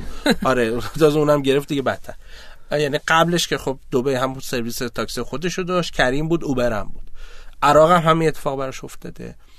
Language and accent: Persian; Abadan, Khuzestan, Iran; من آبادانی هستم